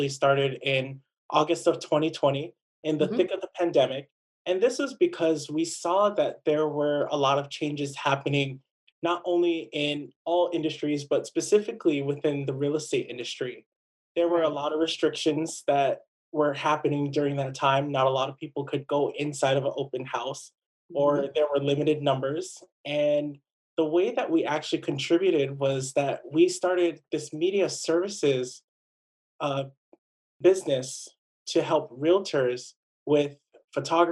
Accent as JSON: {"language": "English", "town": "Waipahu", "region": "Hawaii", "country": "United States", "tie": "born or raised there", "said": "I grew up here on Oahu, on the west side, between Waipahu and Ewa. Went to Waipahu High"}